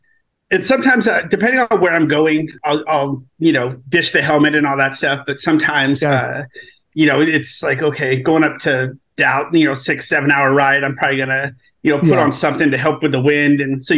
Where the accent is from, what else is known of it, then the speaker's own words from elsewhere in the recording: Paradise, California, United States; I grew up as a military brat, but primarily grew up in a little small town that's only recently, well, not recently, a couple years ago hit the news big time. It's a place called Paradise, California.